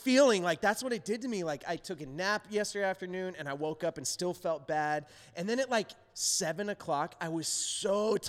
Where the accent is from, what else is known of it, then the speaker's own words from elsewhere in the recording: United States; also born or lived in Arizona / Dallas, Texas; now in Chicago, United States; I grew up in Arizona and Dallas